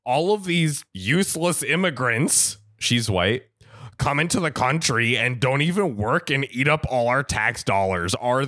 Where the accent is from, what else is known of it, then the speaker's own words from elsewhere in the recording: India; At this point, my jaw dropped. I am Indian.